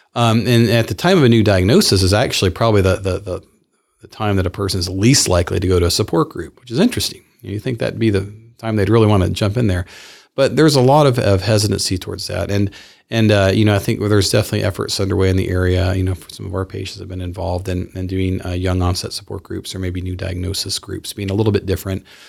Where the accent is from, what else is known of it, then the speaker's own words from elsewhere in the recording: the South, Southern United States, United States; I am a Southerner.